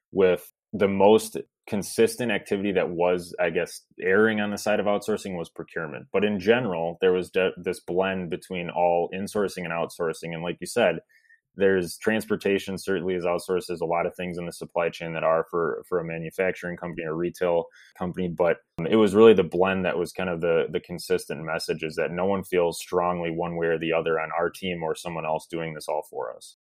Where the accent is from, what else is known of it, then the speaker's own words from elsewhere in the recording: Milwaukee, Wisconsin, United States; I grew up in the you know the suburbs of Milwaukee